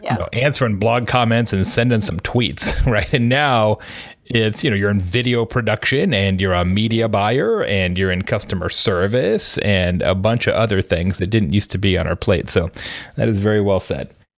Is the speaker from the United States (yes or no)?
yes; Arizona, United States; I grew up in Arizona